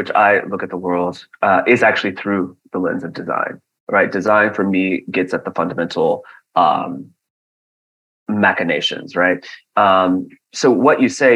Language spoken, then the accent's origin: English; St. Louis, Missouri, United States; my hometown of St. Louis, Pruitt-Igoe